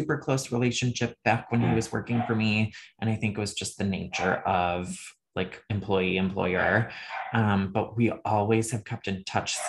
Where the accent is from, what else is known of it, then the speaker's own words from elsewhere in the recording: Northern Michigan, United States; moved away; Rural, small town, Northern Michigan, like up by the Great Lakes.